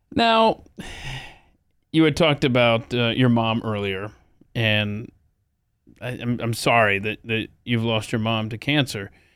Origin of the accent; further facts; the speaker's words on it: Atlanta, Georgia, United States; moved away; I'm from Atlanta, Georgia